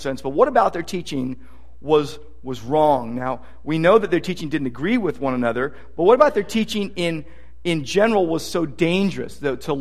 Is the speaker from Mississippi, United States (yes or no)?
no; Downey, California, United States; I was a kid growing up in Downey